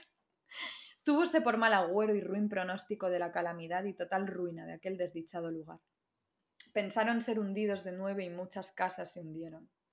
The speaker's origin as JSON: {"language": "Spanish", "town": "Madrid", "region": "Community of Madrid", "country": "Spain", "tie": "born or raised there", "also_born_or_lived": "Andalusia (family)", "said": "Yo nací en Madrid"}